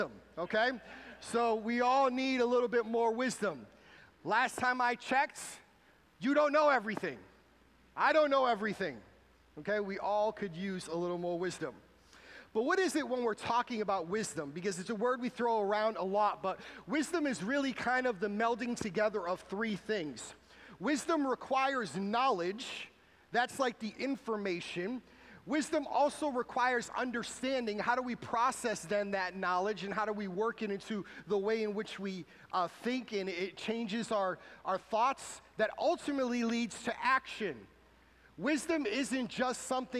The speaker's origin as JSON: {"language": "English", "town": "New Bedford", "region": "Massachusetts", "country": "United States", "tie": "born or raised there", "moved": "yes", "said": "my hometown in New Bedford, Massachusetts"}